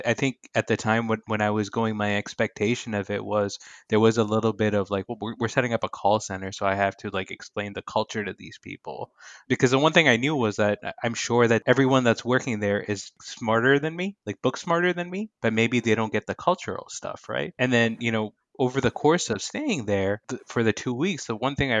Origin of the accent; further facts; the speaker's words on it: Saudi Arabia; I still feel a lot of pride in the fact that I grew up in Saudi Arabia, and obviously I have a lot of Pakistani pride.